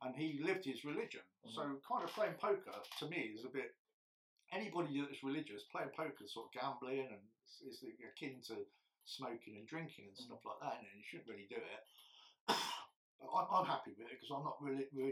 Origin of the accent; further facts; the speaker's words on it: England, United Kingdom; I'm English